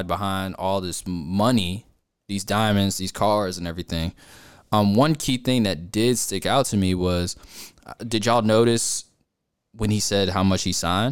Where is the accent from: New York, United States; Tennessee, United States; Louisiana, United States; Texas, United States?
New York, United States; moved away; I'm from New York.